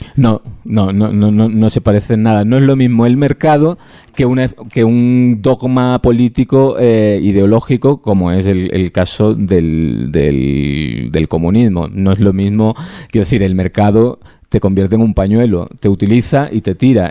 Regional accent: Andalusia, Spain; Yo no necesito hacer gala de nacionalismo andaluz de ningún tipo, pues porque lo llevo

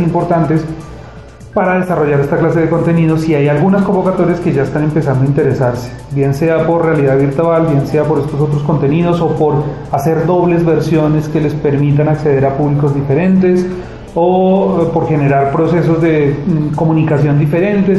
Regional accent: Colombia; now in Spain

